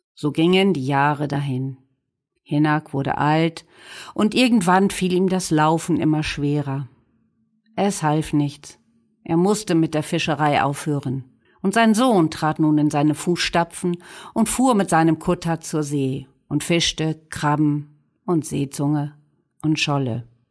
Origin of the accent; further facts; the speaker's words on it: Dornum, Lower Saxony, Germany; Bei uns in Dornum